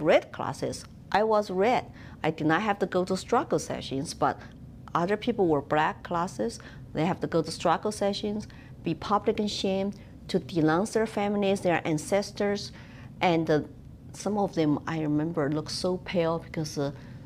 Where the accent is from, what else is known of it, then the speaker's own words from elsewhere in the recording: Chengdu, Sichuan, China; English is a second language; moved away as an adult; now in New Hampshire, United States; I was born in Chengdu, which is the capital city of Sichuan Province in southwestern China next to Tibet.